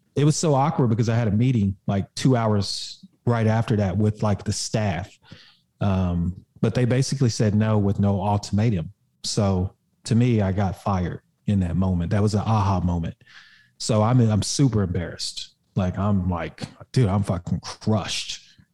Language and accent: English; Oklahoma, United States; I grew up in Oklahoma